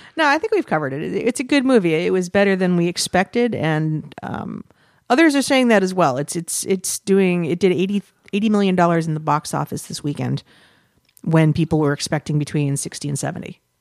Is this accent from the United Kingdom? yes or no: no; United States; we're filthy Americans